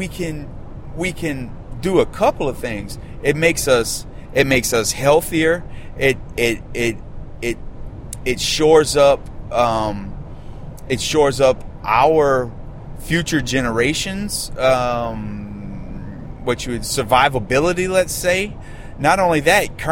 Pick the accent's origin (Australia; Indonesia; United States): United States; Louisiana; my home state of Louisiana